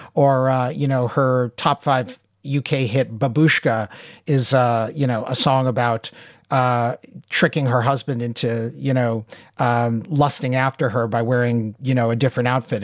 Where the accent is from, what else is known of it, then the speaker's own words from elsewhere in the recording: United States; being an American in the eighties